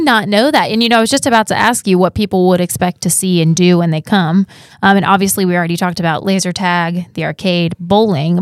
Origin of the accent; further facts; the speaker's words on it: Columbus, Ohio, United States; moved away; I'm also from Ohio